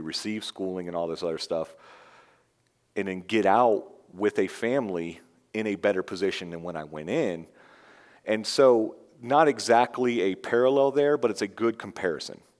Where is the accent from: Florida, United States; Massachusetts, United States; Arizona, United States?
Florida, United States; I'm from Florida.